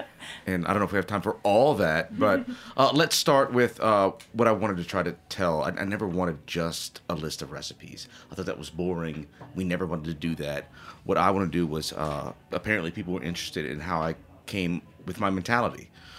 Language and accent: English; Cajun country, Louisiana, United States; now in New Orleans, United States; I'm from Cajun country. I've been eating this stuff my entire life.